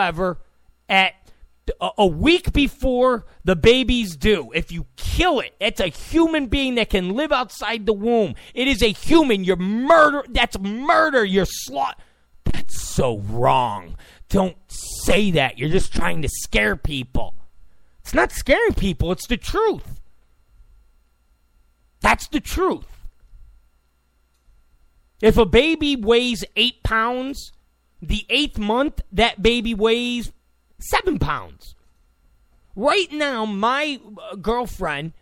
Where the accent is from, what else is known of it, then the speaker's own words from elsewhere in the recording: New York, United States; now in California, United States; I come from New York